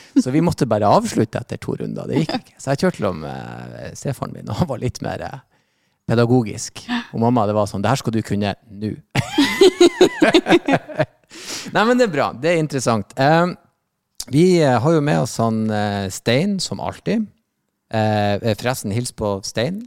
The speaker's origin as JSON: {"language": "Norwegian", "region": "Northern Norway", "country": "Norway", "tie": "born or raised there", "moved": "yes", "said": "jeg vokste opp i Nord-Norge"}